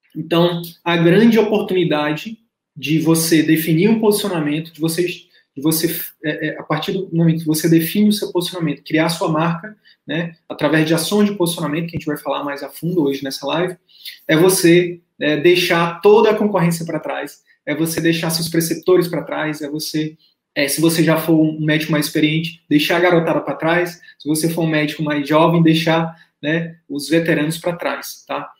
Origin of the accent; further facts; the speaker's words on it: Northeast Region, Brazil; eu, sou nordestino